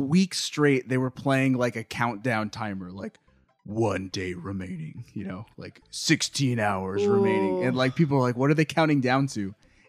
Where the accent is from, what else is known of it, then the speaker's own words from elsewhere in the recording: Riverside, California, United States; Cola 99.9, I learned, is located in my hometown of Riverside, California.